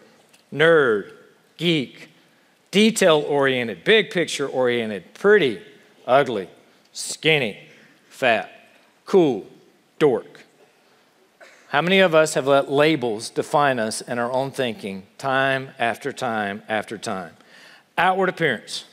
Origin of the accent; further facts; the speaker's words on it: South Carolina, United States; accent: Southern; now in Ohio, United States; I grew up in South Carolina